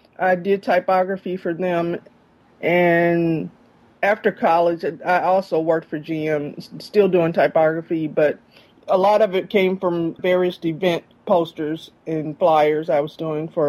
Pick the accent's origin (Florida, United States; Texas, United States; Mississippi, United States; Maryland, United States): Mississippi, United States; Jackson; also born or lived in Guam / Germany; I grew up in Jackson, Mississippi.